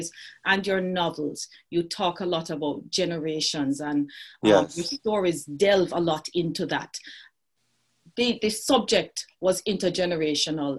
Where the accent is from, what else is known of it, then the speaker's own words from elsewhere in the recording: Jamaica; as a Jamaican